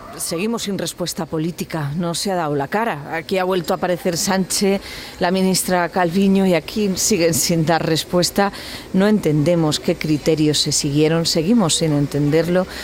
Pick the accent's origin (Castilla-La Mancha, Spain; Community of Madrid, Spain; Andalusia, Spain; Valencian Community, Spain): Andalusia, Spain; Granada; somos muchos los granadinos